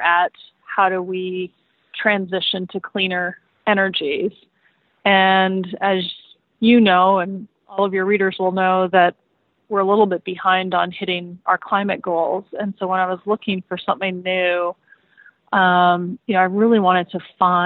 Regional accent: Alberta, Canada; moved away; growing up in Alberta, Canada

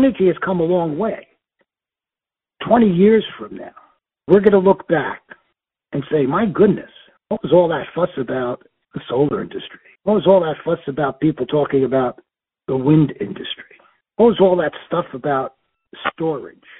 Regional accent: Newark, New Jersey, United States; When I was a boy growing up in Newark, New Jersey

